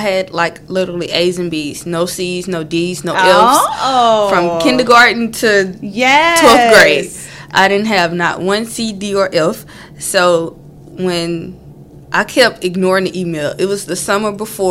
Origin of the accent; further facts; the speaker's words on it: Beaumont, Texas, United States; I'm from Beaumont, Texas, right down the street, literally 5 minutes away from campus